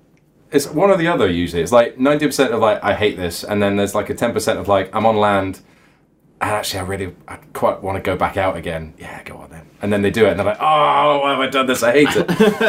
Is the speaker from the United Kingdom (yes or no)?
yes; United Kingdom; we're British.